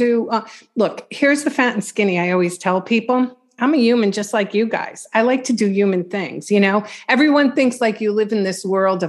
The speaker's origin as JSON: {"language": "English", "area": "Long Island", "region": "New York", "country": "United States", "said": "I'm from Long Island"}